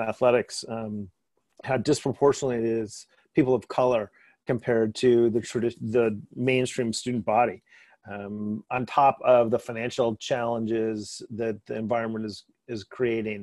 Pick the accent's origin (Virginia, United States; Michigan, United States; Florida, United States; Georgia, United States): Michigan, United States; East Lansing; I grew up in East Lansing.